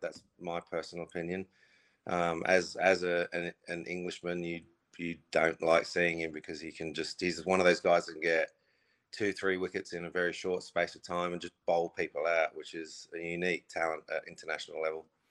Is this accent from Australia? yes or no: yes; Australia; moved away; I grew up in Australia